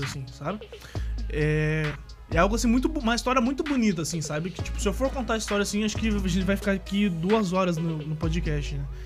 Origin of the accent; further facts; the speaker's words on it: Paranaguá, Paraná, Brazil; Sou natural aqui de Paranaguá mesmo, litoral do Paraná